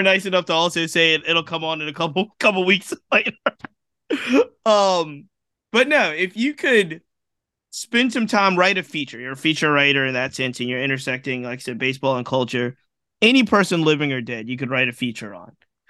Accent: Virginia, United States; I'm from Virginia

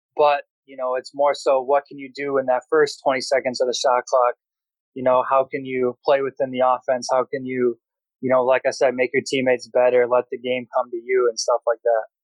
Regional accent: Brookfield, Wisconsin, United States; I'm from Wisconsin

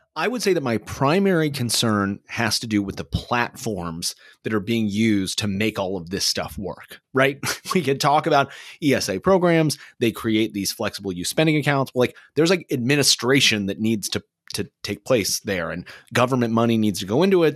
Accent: Kansas City, United States; Kansas City, my hometown.

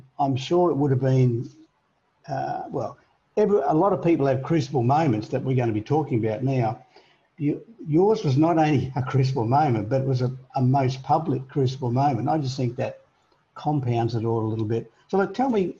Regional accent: Australia; as an Australian

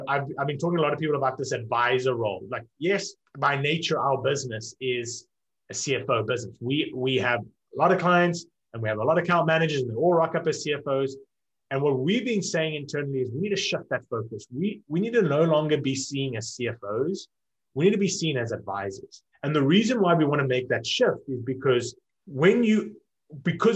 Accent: South Africa; moved away as an adult; also born or lived in Cape Town, South Africa; now in United States; So I'm South African, born and raised in South Africa and now live in America

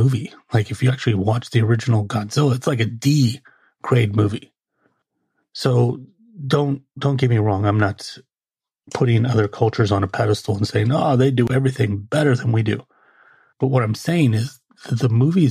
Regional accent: United States

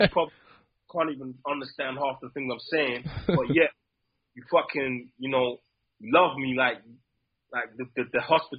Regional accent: England, United Kingdom; Obviously, I'm English

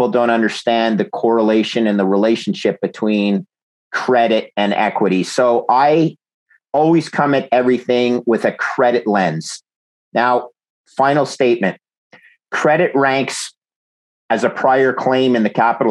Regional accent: Montreal, Quebec, Canada; also born or lived in Ithaca, New York; I'm a Canadian, grew up in Montreal

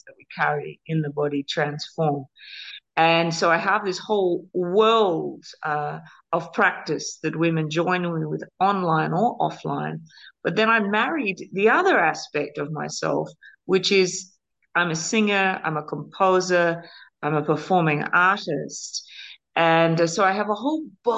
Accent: Australia; moved away as an adult; By blood, I'm an Australian mix, Celtic roots, Australian born.

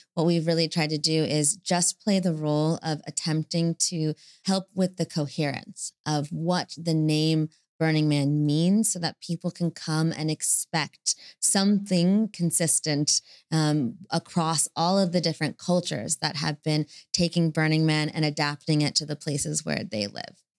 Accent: United States; I'm, I'm American

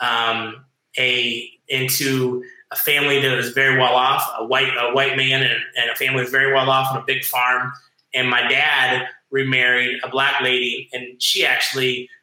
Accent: Ohio, United States; moved away as an adult; also born or lived in Hawaii / Las Vegas; now in South Florida, United States; I was raised on this big farm in Ohio

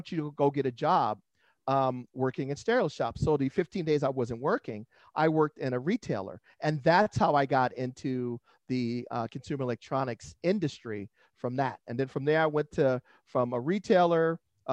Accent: Los Angeles, California, United States; moved away as an adult; now in San Diego, United States; I grew up in San Pedro, Los Angeles area

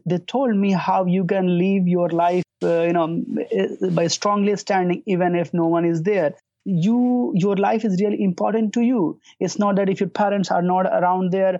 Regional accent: India; moved away as an adult; now in Tampa, United States; I'm from India.

